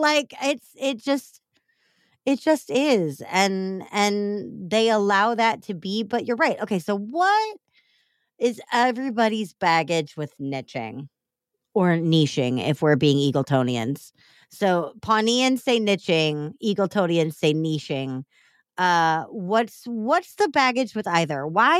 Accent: Chicago, Illinois, United States; it says that I am a Chicagoan and I think that deep dish pizza is gross.

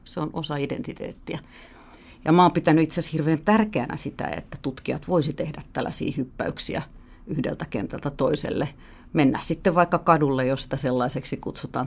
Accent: Helsinki, Uusimaa, Finland; also born or lived in France / Sweden; Mä oon helsinkiläinen äh, ihminen, joka on asunut täällä Helsingissä pääosan elämästäni

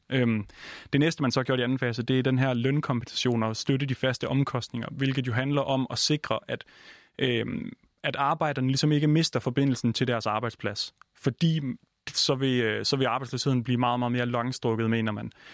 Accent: Denmark; now in Copenhagen, Denmark; jeg er jo jyde, så hele min familie er i, øh, i Jylland, og jeg selv sidder i København

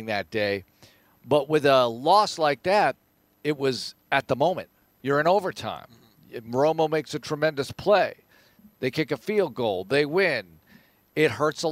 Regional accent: Texas, United States; since we're from Texas

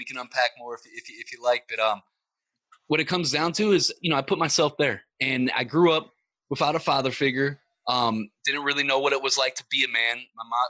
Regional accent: Ferguson, Missouri, United States; I grew up in Ferguson, Missouri

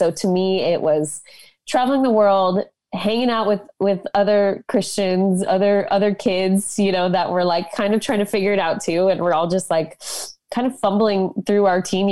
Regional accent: Boulder, Colorado, United States; I grew up in Boulder, Colorado

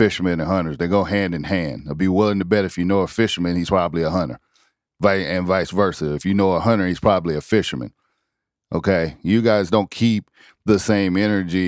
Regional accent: South Carolina, United States; a fellow South Carolinian

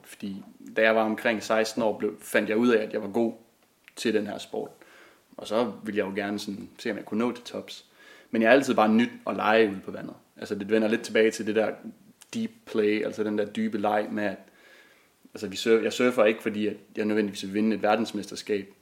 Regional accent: Klitmøller, North Denmark Region, Denmark; jeg er vokset op ved Vesterhavet i den lille fiskerby Klitmøller

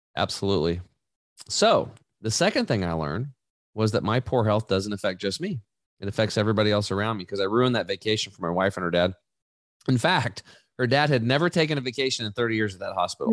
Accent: Eastern Oregon, United States; I grew up in Eastern Oregon, uh, hunting and fishing

